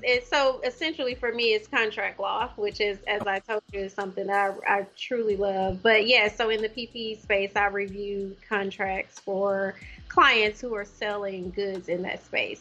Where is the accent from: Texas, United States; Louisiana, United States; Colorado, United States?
Louisiana, United States; moved away as an adult; also born or lived in Ohio; now in Oklahoma, United States; I'm originally from Louisiana.